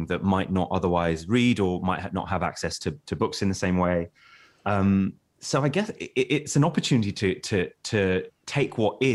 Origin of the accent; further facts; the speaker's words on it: London, United Kingdom; growing up in Walthamstow, which is a suburb of East London